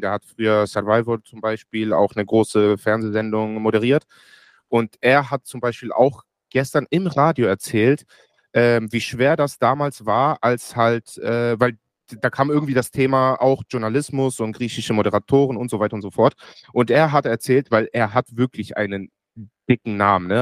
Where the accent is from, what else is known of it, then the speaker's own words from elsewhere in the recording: Germany; ich bin in Deutschland geboren und aufgewachsen